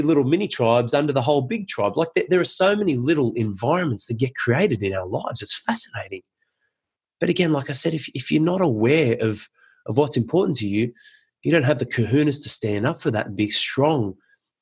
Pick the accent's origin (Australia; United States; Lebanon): Australia; Penrith, New South Wales; I grew up in Penrith and loved my upbringing there.